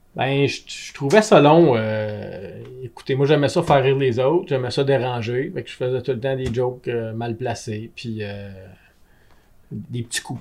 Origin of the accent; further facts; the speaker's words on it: Gatineau, Quebec, Canada; also born or lived in Germany; j'étais un Gatinois comme vous autres, mais moi j'étais allé un an en Allemagne